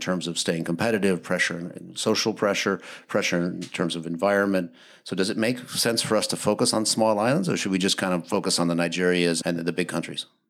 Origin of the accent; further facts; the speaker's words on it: Wisconsin, United States; moved away; my hometown in Wisconsin